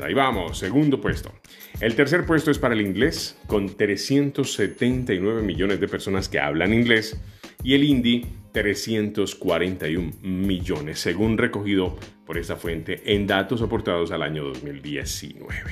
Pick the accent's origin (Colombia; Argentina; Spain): Colombia; Colombia, que es mi país